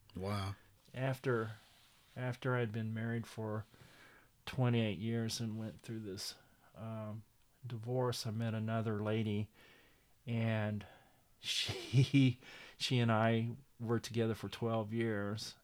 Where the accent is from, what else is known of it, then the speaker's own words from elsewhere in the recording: Miami, Oklahoma, United States; I'm originally from Miami, Oklahoma, mm-hmm. and uh, uh, I was born and raised there